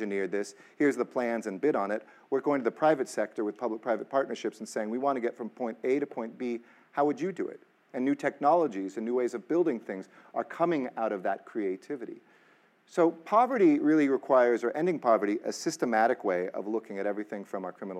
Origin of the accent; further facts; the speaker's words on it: Los Angeles, California, United States; I grew up in the San Fernando Valley